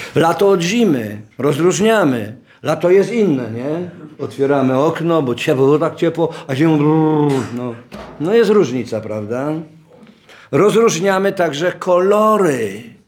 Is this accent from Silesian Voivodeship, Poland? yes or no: no; Oświęcim, Lesser Poland, Poland; Urodziłem się w Oświęcimiu